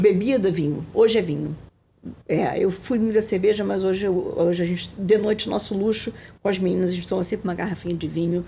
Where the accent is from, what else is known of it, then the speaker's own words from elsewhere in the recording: Rio de Janeiro, Brazil; eu sou carioca, carioquíssima, adoro Rio de Janeiro